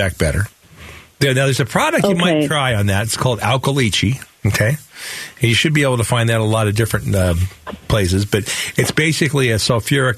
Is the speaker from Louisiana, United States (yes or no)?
no; Phoenix, Arizona, United States; when I grew up here in Sunny Slope